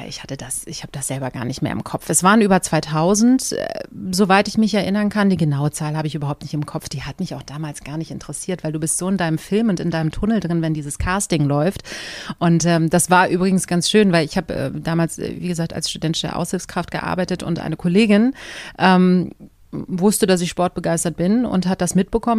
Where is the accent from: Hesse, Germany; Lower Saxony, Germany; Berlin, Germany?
Berlin, Germany; für mich kam damals überhaupt nicht in Frage, meine Heimat zu verlassen